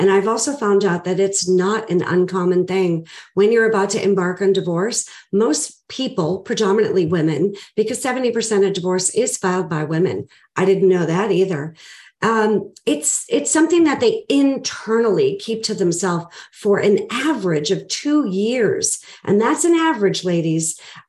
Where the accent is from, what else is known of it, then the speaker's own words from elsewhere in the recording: Boston, Massachusetts, United States; I am originally from Boston. I was born and raised there, and I know I don't sound like it.